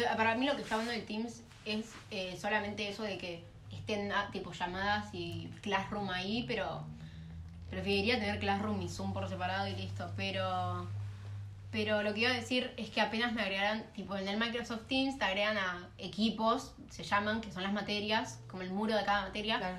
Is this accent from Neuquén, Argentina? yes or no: no; southern zone of Greater Buenos Aires, Buenos Aires Province, Argentina